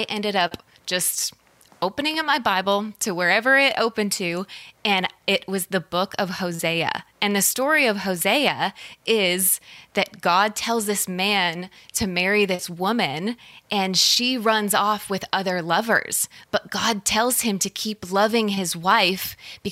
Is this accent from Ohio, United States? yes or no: no; Colorado Springs, Colorado, United States; there was a massive church where I grew up in Colorado Springs